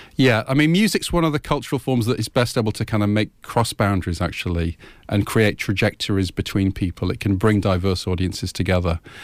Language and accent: English; England, United Kingdom; accent: English; I grew up in England, uh, in an Irish family, so Irish name, Scottish surname, English